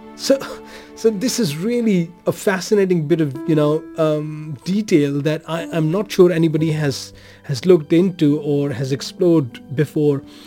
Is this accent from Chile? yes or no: no; Pakistan; born or raised there; now in Denmark